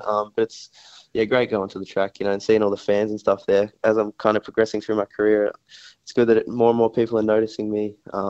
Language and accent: English; South Australia, Australia; in Adelaide, in my home state